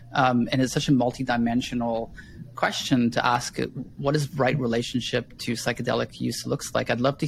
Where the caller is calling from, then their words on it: Kaslo, British Columbia, Canada; today I'm calling from Kaslo, the ancestral lands of the Sinait and Knaha people.